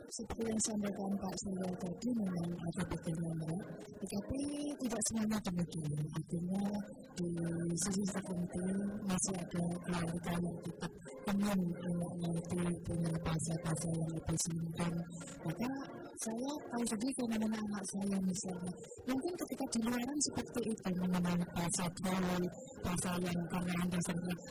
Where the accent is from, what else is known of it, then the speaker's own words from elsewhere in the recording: Java, Indonesia; first language Javanese; Indonesian is a second language; saya asli orang Jawa, sehingga bahasa ibu saya ya bahasa Jawa.